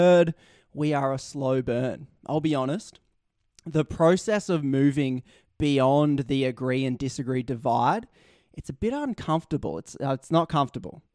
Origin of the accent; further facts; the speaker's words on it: Australia; accent: Australian; my Australian accent